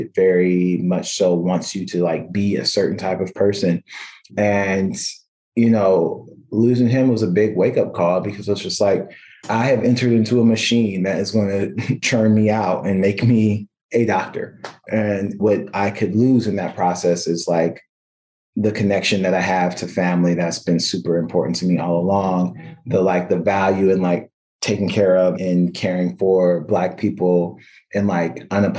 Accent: California, United States; now in Providence, United States; I make it very clear to everybody that I'm a Californian and I belong there.

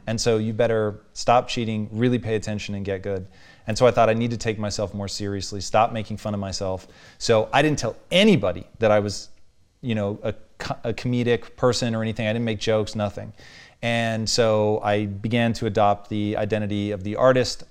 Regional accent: Tacoma, Washington, United States; growing up in Tacoma, dude, it was white people

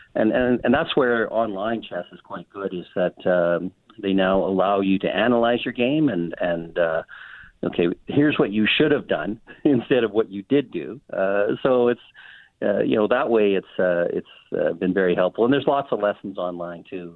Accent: Miami, Manitoba, Canada; I grew up in Miami, Manitoba

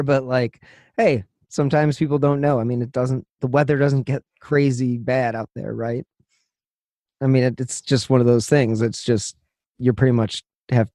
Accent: Midwest, United States; we're from the Midwest.

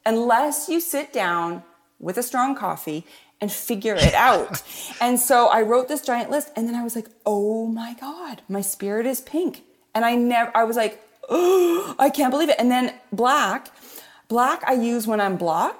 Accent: Canada; I'm Canadian

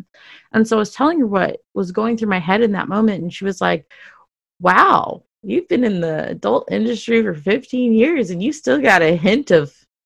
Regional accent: Dallas, Texas, United States; I grew up in Dallas, Texas, where it was very, very, very, very conservative

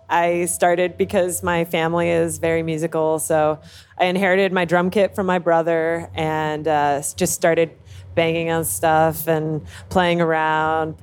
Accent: Los Angeles, California, United States; moved away as an adult; now in New York, United States; I'm from uh, Van Nuys, California. Oh, it's in yeah. the Valley

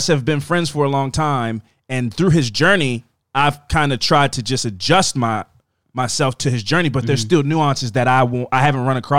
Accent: United States; I'm from America.

